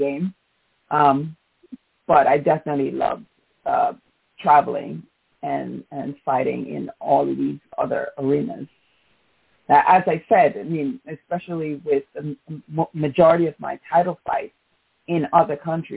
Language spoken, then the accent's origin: English; New York City, New York, United States; also born or lived in Jamaica; my hometown of New York City